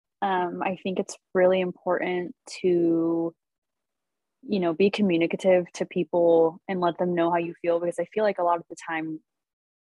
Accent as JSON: {"language": "English", "town": "Salem", "region": "Oregon", "country": "United States", "tie": "born or raised there", "said": "my hometown. So I'm from Salem"}